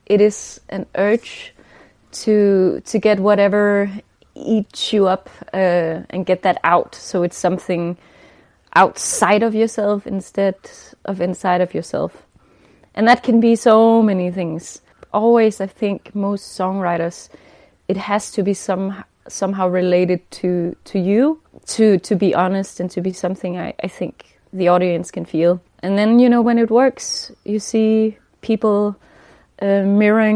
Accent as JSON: {"language": "English", "country": "Denmark", "tie": "born or raised there", "said": "I grew up in Denmark"}